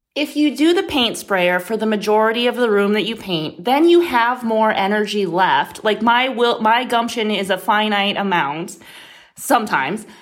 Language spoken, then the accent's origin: English; Midwest, United States; moved away; I grew up in the Midwest